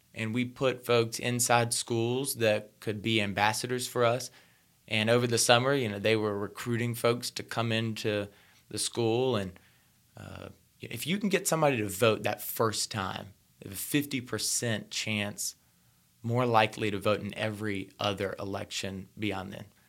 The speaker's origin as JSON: {"language": "English", "region": "rural North Carolina", "country": "United States", "tie": "born or raised there", "said": "I was born in rural North Carolina. So, I was born in hog country"}